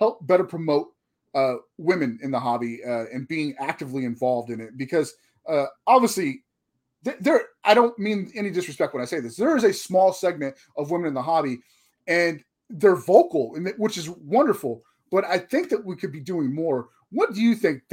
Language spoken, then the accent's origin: English; Texas, United States; I'm a Texan.